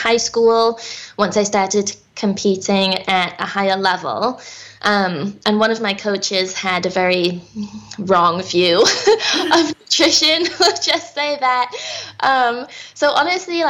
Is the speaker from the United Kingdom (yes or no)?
yes; England, United Kingdom; also born or lived in New York / Minnesota; now in United States; I was born and raised in England